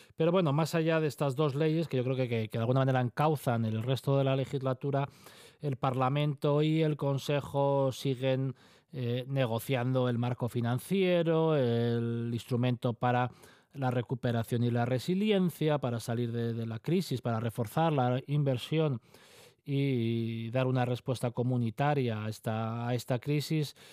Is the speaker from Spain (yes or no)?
yes; Asturias, Spain; como asturianos